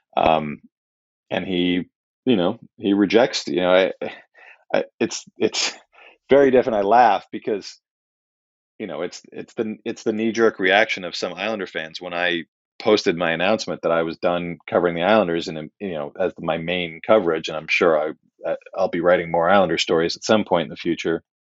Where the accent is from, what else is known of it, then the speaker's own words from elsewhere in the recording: New York City, New York, United States; growing up in Manhattan in the eighties